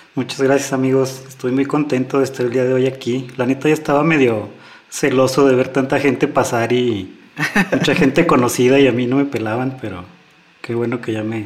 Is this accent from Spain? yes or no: no; Fresnillo, Zacatecas, Mexico; 15 éramos de Fresnillo